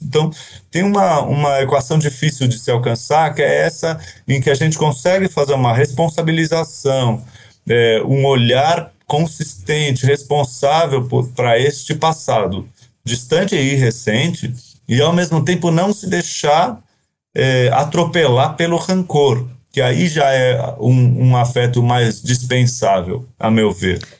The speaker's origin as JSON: {"language": "Portuguese", "country": "Brazil", "tie": "born or raised there", "said": "passei a minha vida inteira aqui no Brasil quase"}